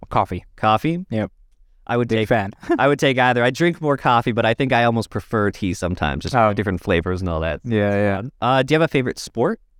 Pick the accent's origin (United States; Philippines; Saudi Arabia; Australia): Saudi Arabia; now in London, Canada; I grew up in Saudi Arabia, so I've been eating it my whole life.